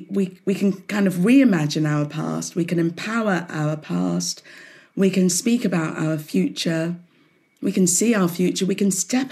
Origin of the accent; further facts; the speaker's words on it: Southampton, South East England, United Kingdom; So I grew up in Hampshire, in Southampton. So, you know, quite an urban city, but all the same, way back then in the 60s, like you, Jane, 69, I was born.